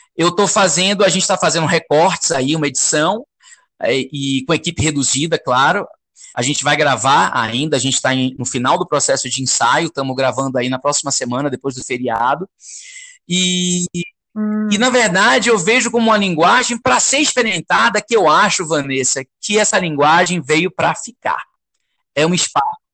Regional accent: Salvador, Bahia, Brazil; moved away; eu sou de Salvador

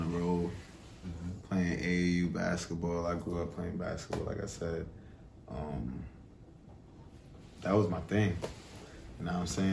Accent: New York City, New York, United States; moved away as an adult; now in Atlanta, United States; I'm from Brooklyn, East New York

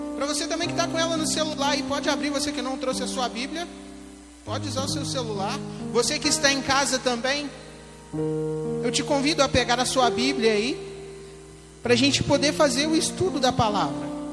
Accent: Espera Feliz, Minas Gerais, Brazil; Eu sou aqui de Espera Feliz mesmo, sou filho da Eusi, do Nenê

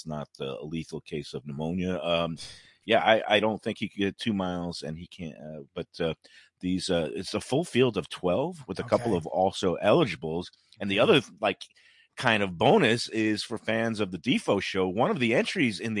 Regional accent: New York City, New York, United States; I grew up in Brooklyn

